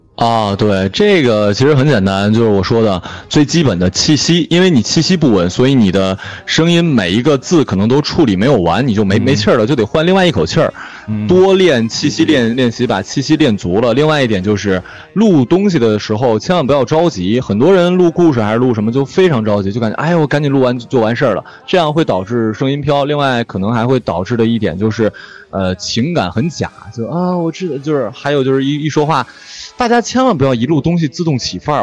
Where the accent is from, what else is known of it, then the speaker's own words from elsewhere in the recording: China; 我们内地人认为的台湾腔